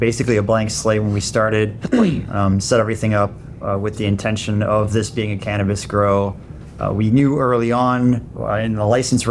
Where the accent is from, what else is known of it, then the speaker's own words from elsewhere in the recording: Illinois, United States; moved away as an adult; also born or lived in Minnesota; now in Ohio, United States; I grew up in Illinois